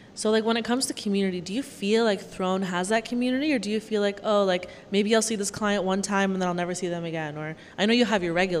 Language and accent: English; Waterloo, Ontario, Canada; originally my hometown's Waterloo.